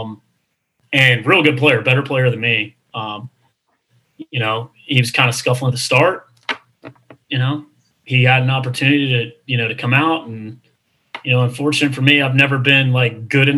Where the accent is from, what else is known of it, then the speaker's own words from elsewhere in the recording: Charlotte, North Carolina, United States; also born or lived in Texas; to be in my hometown and to be a part of such a, you know, just a storied program and to be on Coach Woodard's staff and be back in this city